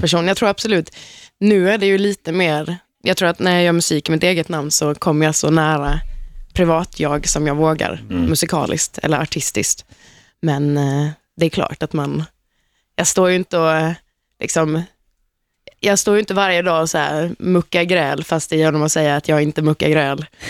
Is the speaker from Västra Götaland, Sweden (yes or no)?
no; Halmstad, Halland County, Sweden; Jag är från Halmstad själv